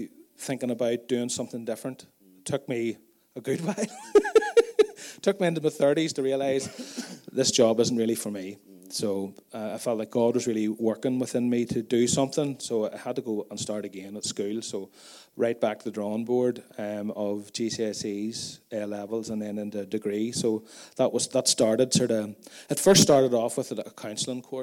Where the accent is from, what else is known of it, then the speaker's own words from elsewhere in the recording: Tandragee, Northern Ireland, United Kingdom; I grew up out in Mullahhead, quite close to Stephen's family farm. I grew up on a dairy farm as well. And we live there now